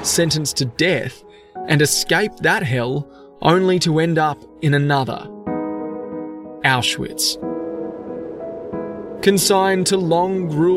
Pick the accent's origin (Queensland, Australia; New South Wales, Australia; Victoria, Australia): Queensland, Australia; Brisbane; I'm an Australian journalist from Brisbane